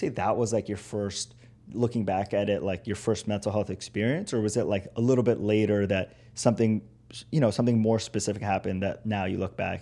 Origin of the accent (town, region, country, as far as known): Los Angeles, California, United States; born or raised there; English is a second language; also born or lived in Italy / Iran (ancestry)